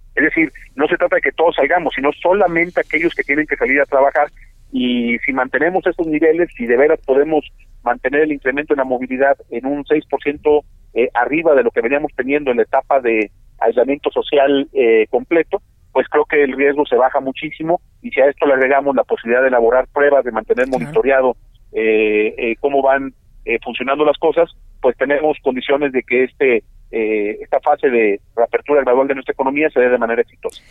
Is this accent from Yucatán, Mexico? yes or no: no; Jalisco, Mexico; como jaliscienses